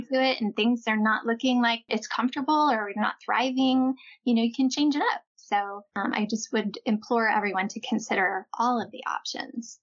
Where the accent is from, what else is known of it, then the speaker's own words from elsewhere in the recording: Midwest, United States; moved away as an adult; also born or lived in California; We're all from the Midwest